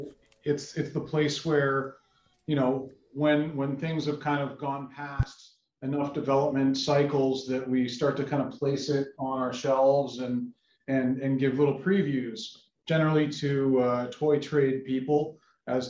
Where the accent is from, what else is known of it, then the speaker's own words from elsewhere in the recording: Toronto, Ontario, Canada; I grew up in Toronto, Canada.